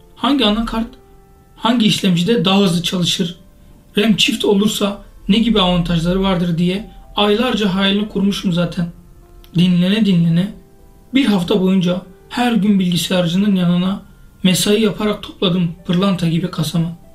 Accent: Kızıltepe, Mardin, Turkey; moved away; Kızıltepe'nin yolunu tuttum. Ne de olsa doğup büyüdüğüm şehirde

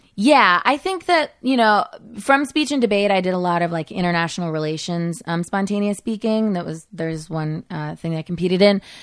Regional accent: Modesto, California, United States; moved away as an adult; I grew up in Modesto

